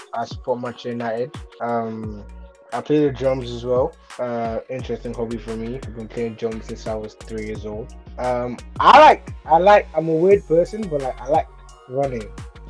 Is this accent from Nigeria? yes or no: yes; Nigeria; now in London, United Kingdom; So I moved from Nigeria to London because, like I said, I want to be a football player.